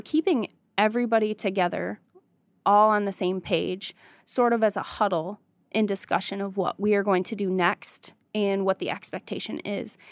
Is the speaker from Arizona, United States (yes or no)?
no; Jonesville, Michigan, United States; I grew up in Jonesville, Michigan.